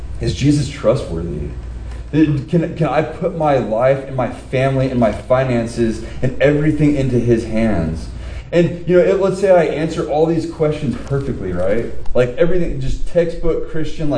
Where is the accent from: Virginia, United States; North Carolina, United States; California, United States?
California, United States; Southern; being born and raised in Southern California